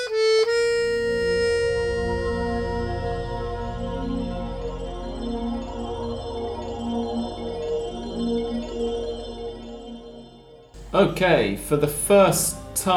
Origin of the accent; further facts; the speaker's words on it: England, United Kingdom; I'm English